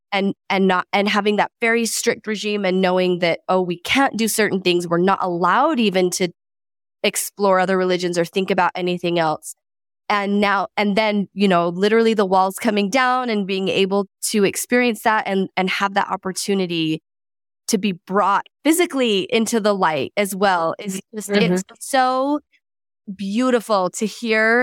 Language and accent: English; United States; also born or lived in Canada; I was born in Canada, but I grew up in America